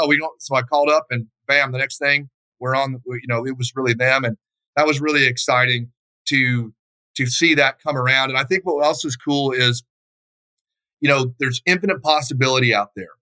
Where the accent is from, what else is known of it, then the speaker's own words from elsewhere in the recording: Texas, United States; moved away as an adult; also born or lived in Dallas; now in Idaho, United States; I'm from Texas originally. I live up here in Idaho now.